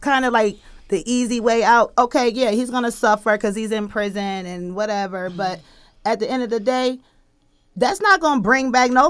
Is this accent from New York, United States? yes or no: yes; Buffalo, New York, United States; something in our hometown that hit home, that changed a lot of our residents' lives in Buffalo